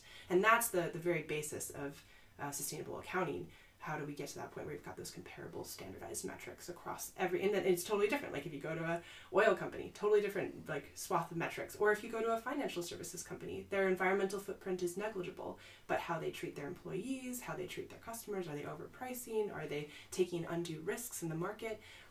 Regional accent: Midwest, United States; Like, I'm from the Midwest, where a lot of people, their jobs were displaced by globalization.

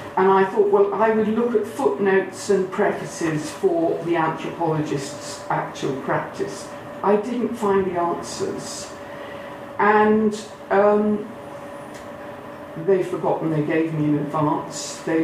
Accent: East Midlands, United Kingdom; accent: Lincolnshire; And I had to lose my Lincolnshire accent.

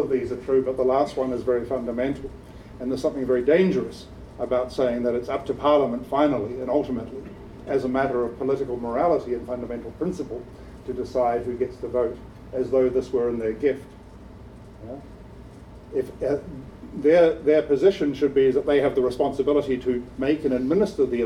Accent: New Zealand; now in United Kingdom; I'm a New Zealander resident

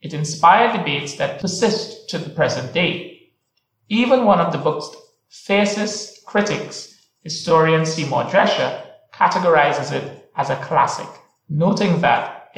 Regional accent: Trinidad & Tobago; moved away as an adult; now in Oxford, United Kingdom; I am from Trinidad and Tobago in the Caribbean, and I've been based in Oxford for the past 2 years.

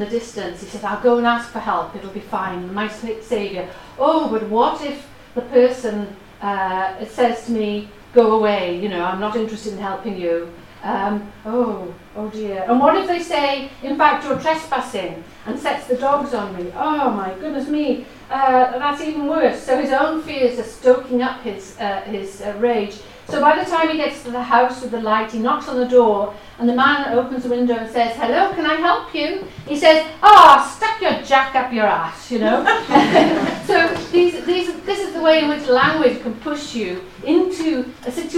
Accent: Wales, United Kingdom; first language Welsh; English is a second language; my background as having Welsh as my first language

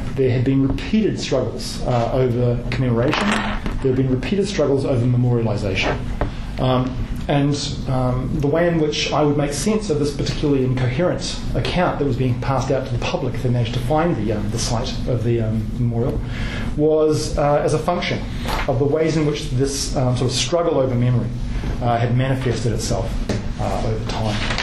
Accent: New Zealand; moved away as an adult; also born or lived in Kent, Ohio, United States; I'm from New Zealand. Um, I'd never been to the United States uh, prior to going there to do my PhD

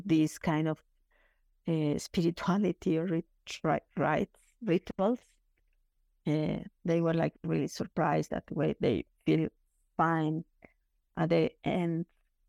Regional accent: Chihuahua, Mexico; my hometown in Chihuahua, the border with Texas

